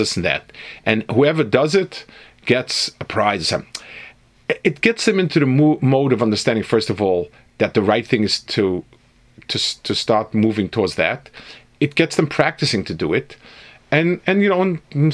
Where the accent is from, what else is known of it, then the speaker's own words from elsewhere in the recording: New York, United States; moved away; also born or lived in Jerusalem; I grew up in New York